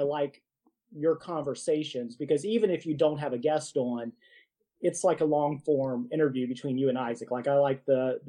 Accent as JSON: {"language": "English", "region": "Virginia", "country": "United States", "moved": "yes", "lives_now": "Kentucky, United States"}